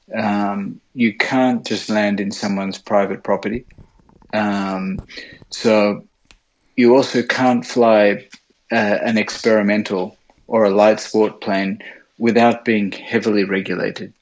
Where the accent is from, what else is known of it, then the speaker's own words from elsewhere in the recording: Sydney, New South Wales, Australia; accent: Australian; moved away as an adult; now in Japan; I'm um, Australian. I grew up in Sydney.